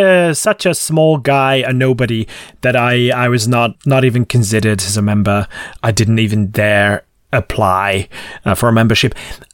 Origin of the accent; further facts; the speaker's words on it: Székesfehérvár, Fejér, Hungary; Székesfehérvár, which is my hometown.